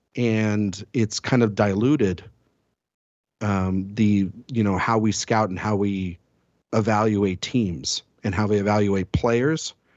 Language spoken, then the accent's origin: English; Texas, United States; I'm from Texas